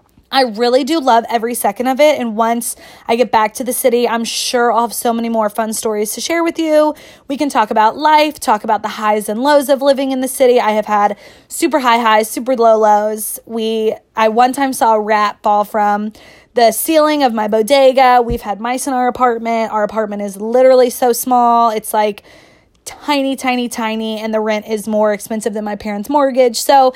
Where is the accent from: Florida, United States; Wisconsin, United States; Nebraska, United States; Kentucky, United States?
Kentucky, United States; moved away as an adult; also born or lived in New York City; I'm from Kentucky. I was born and raised here. I've lived here 24 years. I graduated from the University of Kentucky.